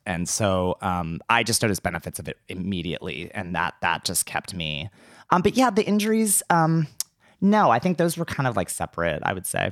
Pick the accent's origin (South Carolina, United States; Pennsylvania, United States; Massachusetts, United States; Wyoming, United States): Pennsylvania, United States; McDonald; moved away; I'm originally from McDonald, Pennsylvania